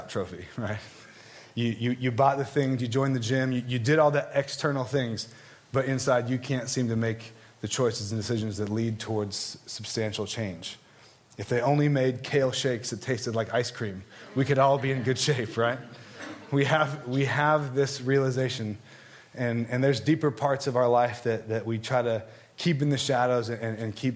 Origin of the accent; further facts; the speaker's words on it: Southern California, United States; I grew up in Southern California